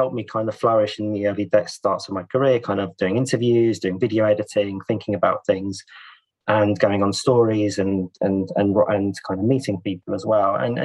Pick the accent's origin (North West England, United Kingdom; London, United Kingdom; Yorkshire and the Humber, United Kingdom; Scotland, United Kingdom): London, United Kingdom; also born or lived in Italy; I was born in London